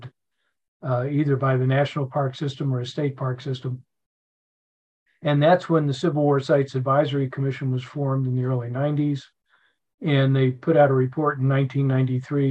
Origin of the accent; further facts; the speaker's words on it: Philadelphia, Pennsylvania, United States; moved away as an adult; also born or lived in Virginia / Nebraska; now in Atlanta, United States; I'm originally from Philadelphia, grew up there, went to Georgia Tech, which is here in Atlanta